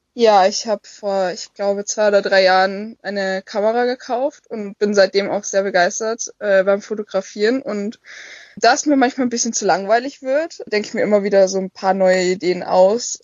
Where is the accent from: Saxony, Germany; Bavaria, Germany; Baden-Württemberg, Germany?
Bavaria, Germany; moved away as an adult; now in Schleswig-Holstein, Germany; Also eigentlich ursprünglich komme ich aus Bayern